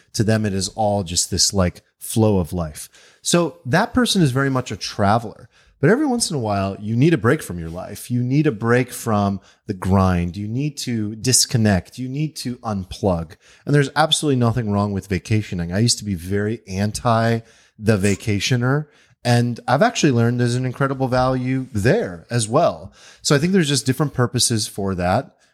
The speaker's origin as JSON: {"language": "English", "country": "United States", "said": "as an American"}